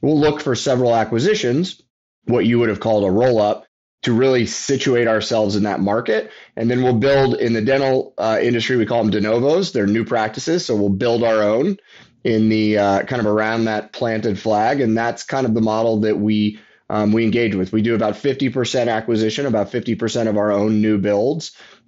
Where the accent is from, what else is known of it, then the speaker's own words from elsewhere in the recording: Texas, United States; I'm from Texas.